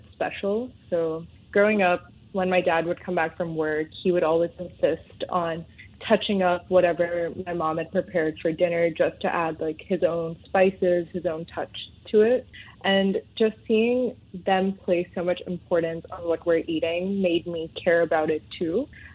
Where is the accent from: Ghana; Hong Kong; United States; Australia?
Hong Kong; moved away as an adult; also born or lived in Mumbai, India / Delhi, India (family); now in Singapore; growing up in Hong Kong